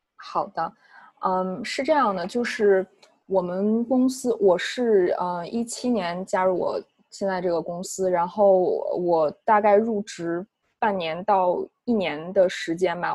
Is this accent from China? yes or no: yes; China; moved away as an adult; now in United States; 我们，呃，中国籍的话